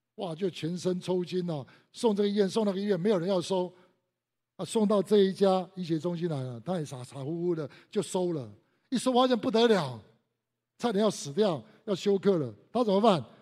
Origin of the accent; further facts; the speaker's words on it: Taiwan; 我们都在台湾长大